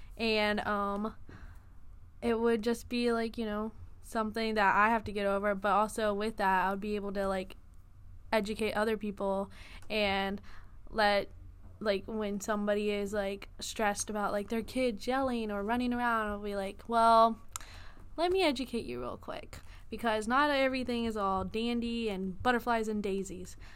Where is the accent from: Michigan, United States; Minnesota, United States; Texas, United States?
Texas, United States; Houston; moved away; I am originally from Houston, Texas